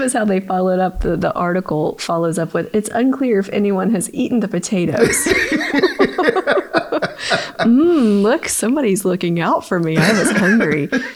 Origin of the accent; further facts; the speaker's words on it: Mississippi, United States; moved away; I am from Mississippi originally